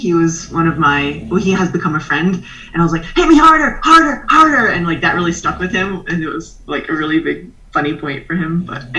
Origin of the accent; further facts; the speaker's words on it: Pennsylvania, United States; moved away as an adult; also born or lived in Japan; I grew up in Pennsylvania, a happy middle-class family.